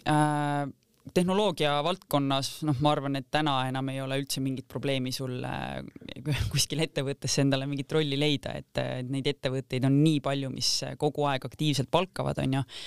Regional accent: Kose, Harju County, Estonia; mina ühesõnaga kasvasin siis üles Kosel

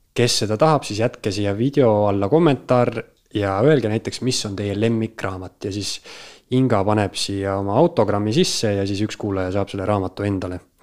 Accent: Tartu, Tartu County, Estonia; moved away as an adult; now in Tallinn, Estonia; ma ise olen Tartust pärit ja olen seal Karlovas isegi kaks korda elanud

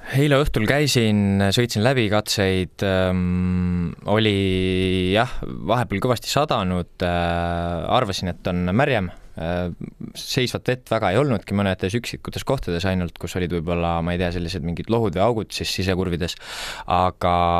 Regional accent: Tartu, Tartu County, Estonia; also born or lived in Otepää; olen siin ikkagi väga kohalik, et meil on maakodu, on nagu Otepääl ja noh, ise elan Tartus

